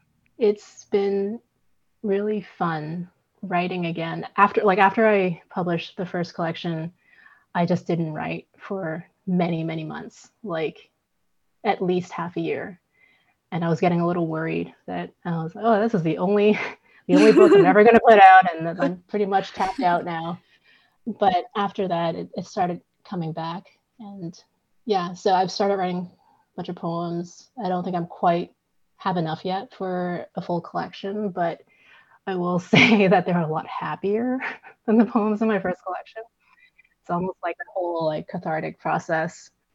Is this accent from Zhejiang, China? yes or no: no; Guangzhou, Guangdong, China; I'm from Guangzhou, yeah, cool.